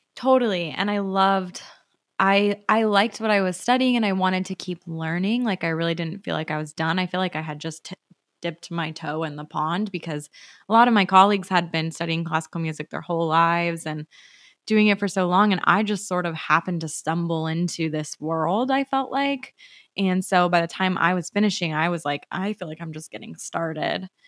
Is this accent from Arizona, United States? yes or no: yes; Arizona, United States; moved away as an adult; now in Los Angeles, United States; I'm from Arizona originally